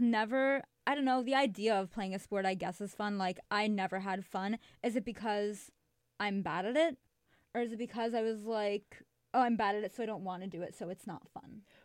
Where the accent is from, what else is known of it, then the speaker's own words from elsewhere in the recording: Chicago, Illinois, United States; moved away as an adult; now in New York, United States; I'm from Chicago